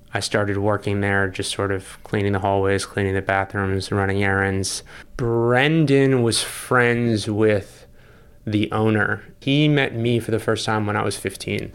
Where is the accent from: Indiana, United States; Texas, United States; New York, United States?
New York, United States; New York City; I grew up in the East Village